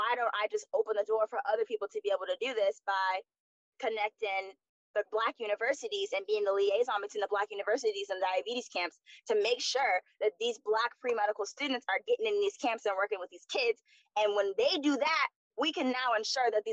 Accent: Florida, United States; moved away; also born or lived in DMV (Washington metropolitan area); I'm from Florida

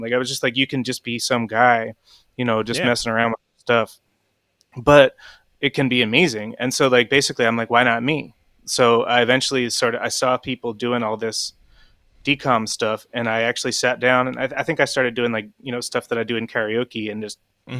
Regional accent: Chestnut Hill, Pennsylvania, United States; I'm from Chestnut Hill, right?

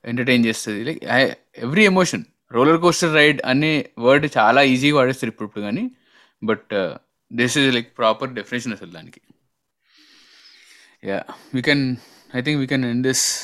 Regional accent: Nandikotkur, Andhra Pradesh, India; మాది మా ఊరు మా సొంత ఊరు నందికొట్కూరు

